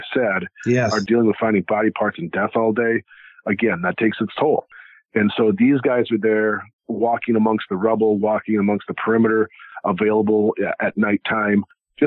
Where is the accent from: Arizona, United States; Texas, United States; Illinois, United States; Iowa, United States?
Iowa, United States; I grew up in Iowa. Or I still live in Iowa